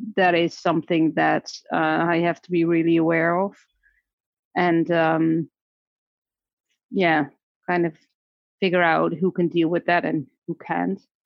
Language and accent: English; Netherlands; moved away as an adult; also born or lived in Mexico / Seattle; I was born in the Netherlands, and my career started there as a speech therapist